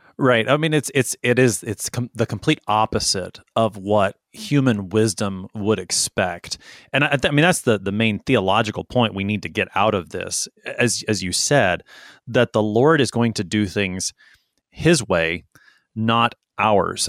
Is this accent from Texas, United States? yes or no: yes; Texas, United States; I'm a Texan